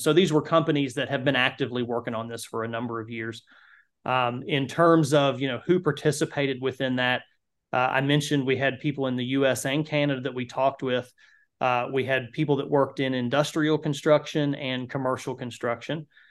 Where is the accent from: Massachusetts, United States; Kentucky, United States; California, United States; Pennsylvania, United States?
Kentucky, United States; the county that I grew up in in Kentucky